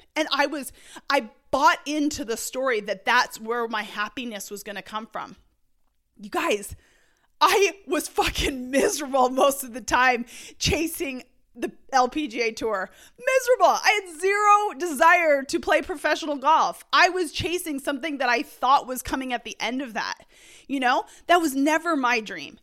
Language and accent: English; Canada; growing up in Canada, I'm used to, like, literally nine months of snow